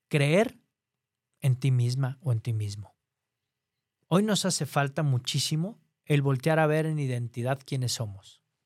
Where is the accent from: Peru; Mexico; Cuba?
Mexico; aquí en mi país, en México